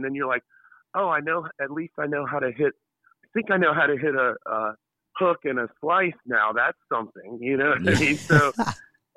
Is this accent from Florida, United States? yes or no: no; Hilton Head, South Carolina, United States; I'm from Hilton Head, which is a big golf place, but strangely enough, I didn't play a ton of golf